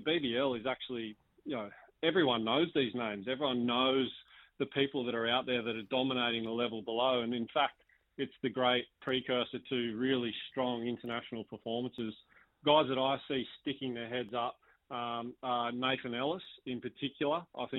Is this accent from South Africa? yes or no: no; Australia; as an Aussie cricket fan and cricket nuffy that I am